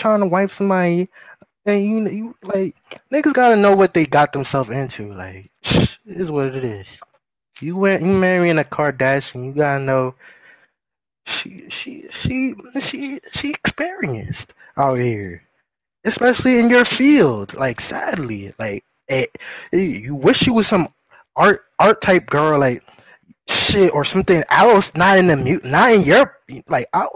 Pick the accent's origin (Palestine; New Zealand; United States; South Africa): United States; New York; I'm from New York